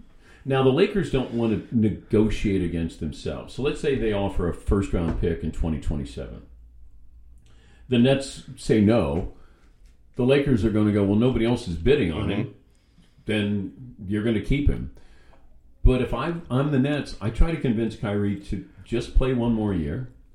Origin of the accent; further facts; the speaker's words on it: Cincinnati, Ohio, United States; Yeah, I grew up in Cincinnati.